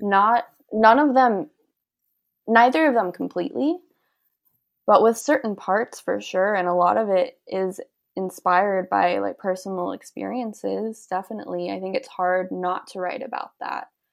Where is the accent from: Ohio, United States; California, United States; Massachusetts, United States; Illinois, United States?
California, United States; San Diego; we're from San Diego, we're pretty close to the border